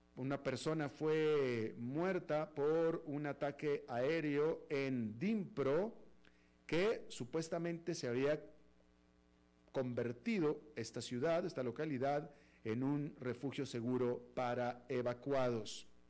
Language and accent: Spanish; Mexico; now in United States; como ciudadano americano incluso, pero soy de nacimiento mexicano